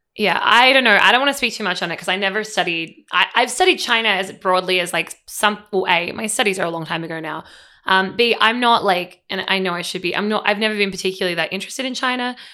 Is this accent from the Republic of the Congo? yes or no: no; Australia; moved away as an adult; now in United States; as an Australian